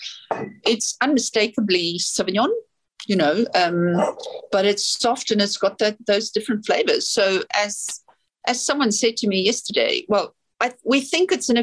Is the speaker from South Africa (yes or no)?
yes; South Africa; now in New Zealand; I'm from South Africa